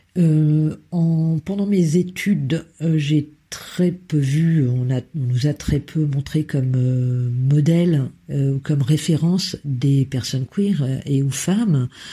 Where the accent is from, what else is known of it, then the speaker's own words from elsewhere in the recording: Berry, Centre-Val de Loire, France; also born or lived in Lille; now in Brussels, Belgium; Je suis née dans le, dans le Berry, une région euh, du centre de la France